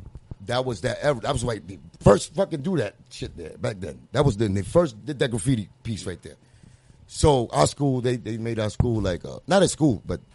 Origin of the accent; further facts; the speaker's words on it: Puerto Rico; now in United States; It was just that mentality of mine, like coming into to really America, because I came from Puerto Rico. This was America, you know what I'm saying?